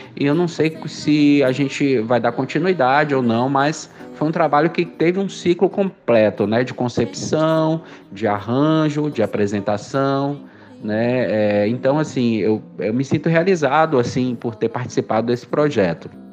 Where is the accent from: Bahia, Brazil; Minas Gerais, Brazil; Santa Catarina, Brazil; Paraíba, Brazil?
Bahia, Brazil; Salvador